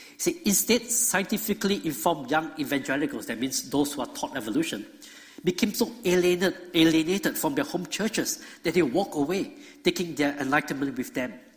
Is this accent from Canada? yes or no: no; Singapore; moved away as an adult; now in Georgia, United States; I grew up in Singapore